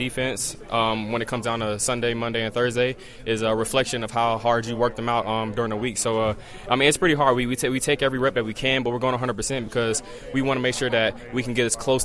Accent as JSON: {"language": "English", "town": "Decatur", "region": "Georgia", "country": "United States", "also_born_or_lived": "Lawrenceville, Georgia", "said": "I'm from Georgia"}